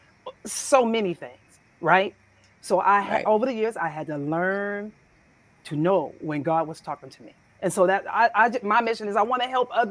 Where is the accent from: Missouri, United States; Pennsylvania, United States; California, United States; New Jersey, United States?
California, United States; San Francisco; I grew up in San Francisco, California, straight across, straight from the projects